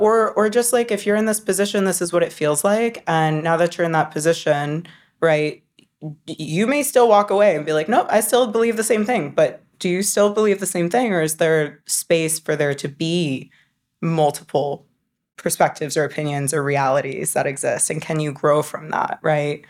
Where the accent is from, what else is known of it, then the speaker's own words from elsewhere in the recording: North Carolina, United States; I grew up in North Carolina.